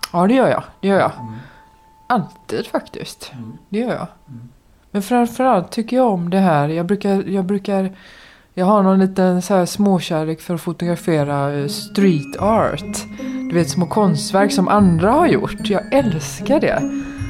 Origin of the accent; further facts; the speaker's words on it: Gothenburg, Västra Götaland, Sweden; jag är uppvuxen i Kortedala i Göteborg.